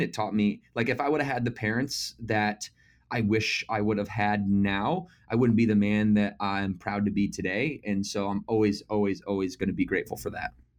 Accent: Battle Creek, Michigan, United States; moved away as an adult; also born or lived in Naples, Florida; Originally, I'm from Battle Creek, Michigan

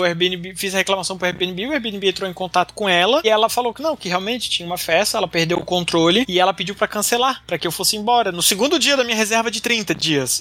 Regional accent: Brazil; a gente é brasileiro

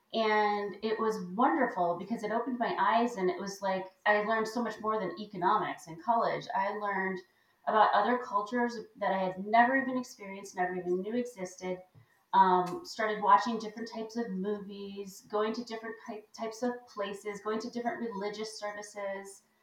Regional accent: Buffalo, New York, United States; moved away; also born or lived in Hawaii; I grew up in Buffalo

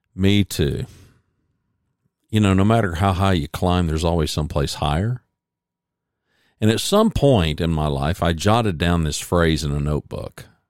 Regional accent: United States; I was born in America

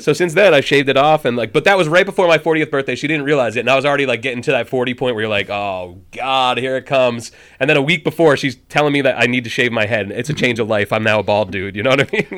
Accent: Burlington, Vermont, United States; born or raised there; also born or lived in New Jersey

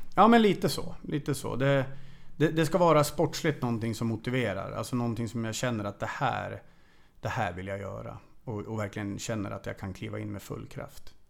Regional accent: Sweden; moved away as an adult; also born or lived in Hungary / Transylvania, Romania; now in Romania; här hemma i Sverige

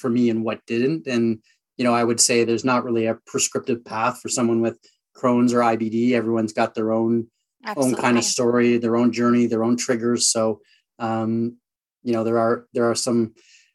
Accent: Sault Ste. Marie, Ontario, Canada; also born or lived in Vancouver / upstate New York; And then I moved to Sault Ste. Marie, Ontario. So a smaller town in Northern Ontario where I grew up from sort of the age of 5 through high school

